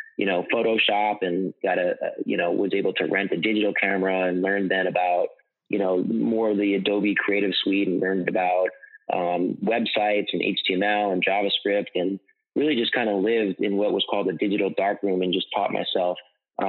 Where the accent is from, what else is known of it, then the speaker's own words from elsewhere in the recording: Southampton, New York, United States; I grew up on Eastern Long Island